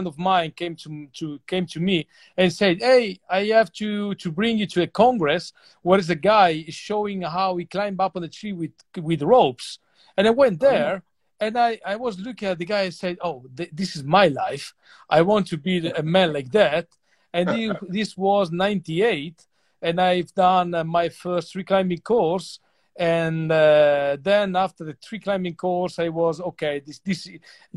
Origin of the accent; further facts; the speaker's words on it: Grado, Friuli-Venezia Giulia, Italy; English is a second language; I was born in Grado, which is a small island